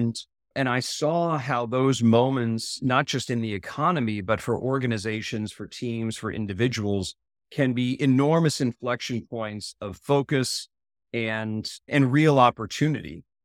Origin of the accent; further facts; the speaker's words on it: Maryland, United States; moved away as an adult; Maryland East Coast was great, great place to grow up.